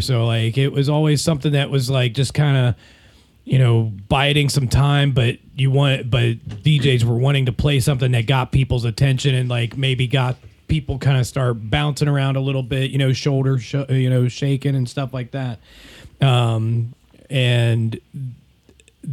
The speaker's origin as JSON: {"language": "English", "town": "Lebanon", "region": "Ohio", "country": "United States", "tie": "born or raised there", "said": "somebody from my hometown, like, posted on Facebook, they tore it down"}